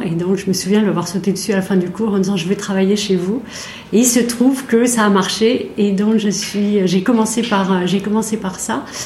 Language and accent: French; Besançon, Bourgogne-Franche-Comté, France; je suis née à Besançon. J'ai fait une grande partie de mes études à Besançon, dans l'est de la France